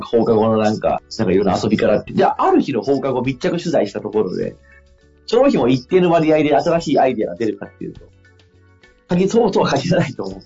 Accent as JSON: {"language": "Japanese", "town": "Sabae", "region": "Fukui", "country": "Japan", "tie": "born or raised there", "said": "その地元福井の鯖江という町"}